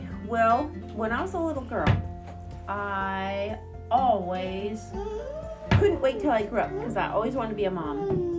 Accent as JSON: {"language": "English", "country": "United States", "tie": "born or raised there", "also_born_or_lived": "Seattle, Washington", "said": "I was born in Seattle, and when I was 3-4 years old, we moved to Salton to a big farm. I grew up on a farm."}